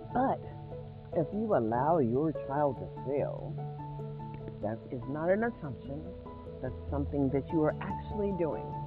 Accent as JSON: {"language": "English", "country": "United States", "said": "I am an American citizen"}